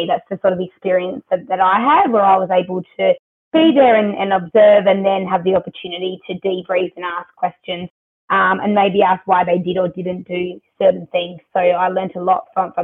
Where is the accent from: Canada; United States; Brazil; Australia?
Australia; Adelaide, South Australia; moved away as an adult; now in Melbourne, Australia; born and bred in Adelaide